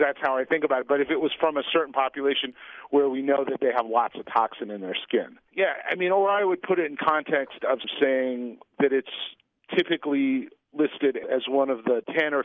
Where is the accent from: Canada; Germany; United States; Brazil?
United States; Pacific Northwest; I grew up in the Pacific Northwest